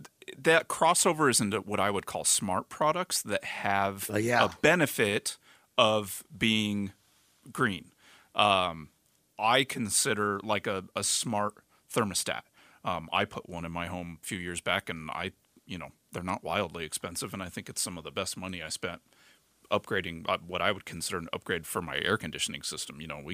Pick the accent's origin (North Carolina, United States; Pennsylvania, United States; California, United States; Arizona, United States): Arizona, United States; me being a native